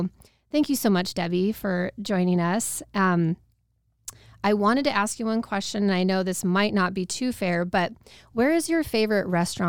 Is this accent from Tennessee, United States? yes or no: no; Nampa, Idaho, United States; I grew up in Nampa, so I've been there since 90, and it was a great place to grow up and experience.